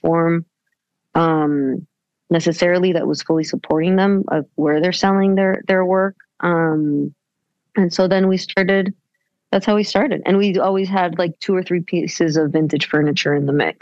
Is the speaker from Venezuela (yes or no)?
yes; Venezuela; moved away as an adult; also born or lived in United States; now in New York, United States; I'm from Venezuela. I was born in the States. But then when I was six, we moved back to Venezuela